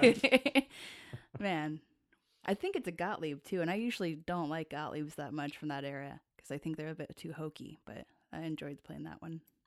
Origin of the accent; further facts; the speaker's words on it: Tacoma, Washington, United States; I grew up in Tacoma.